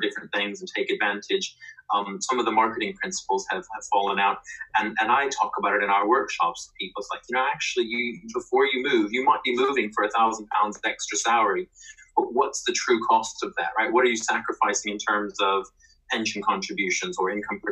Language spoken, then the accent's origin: English; United States; moved away as an adult; now in United Kingdom; as an American employee